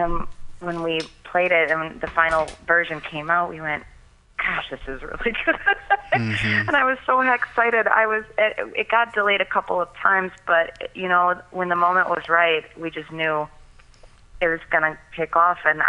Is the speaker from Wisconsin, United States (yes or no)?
yes; Wisconsin, United States; I'm born and raised in Wisconsin